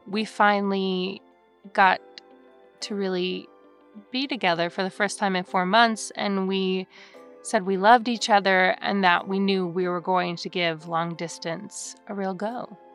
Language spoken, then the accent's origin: English; Lake Forest, California, United States; I'm originally from Lake Forest, California